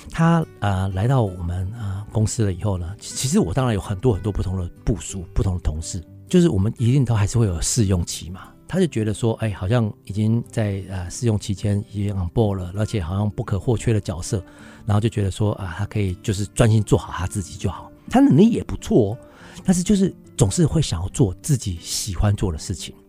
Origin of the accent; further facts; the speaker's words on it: Taiwan; also born or lived in London, United Kingdom; 我come from Taiwan啊